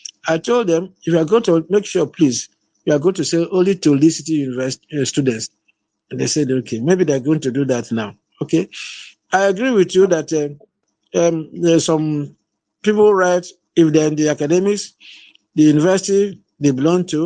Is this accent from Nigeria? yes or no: yes; Nigeria; I'm from Nigeria